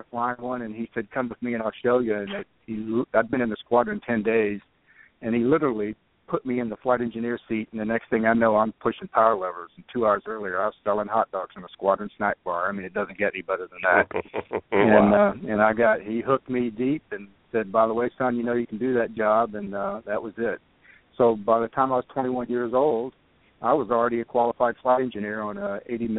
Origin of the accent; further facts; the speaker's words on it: East Texas, United States; moved away as an adult; now in Exeter, New Hampshire, United States; I grew up in Texas, in a little town in East Texas